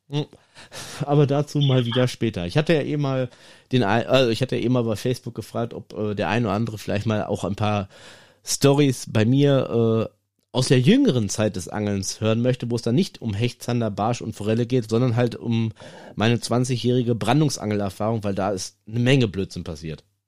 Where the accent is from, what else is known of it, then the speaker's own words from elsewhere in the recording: North Rhine-Westphalia, Germany; hier bei uns in NRW